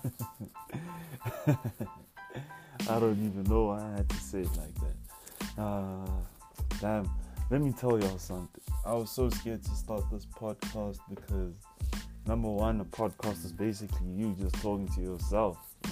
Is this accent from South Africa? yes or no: yes; Pretoria, Gauteng, South Africa; I hail from Pretoria, the east side